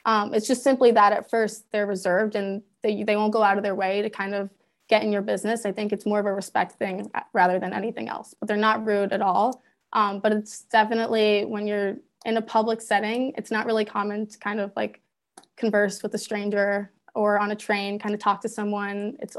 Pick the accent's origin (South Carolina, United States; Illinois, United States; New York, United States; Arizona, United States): South Carolina, United States; especially growing up in South Carolina